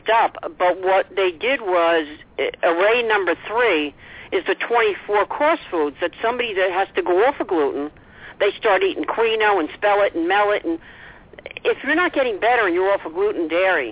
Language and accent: English; New Jersey, United States; I'm from New Jersey.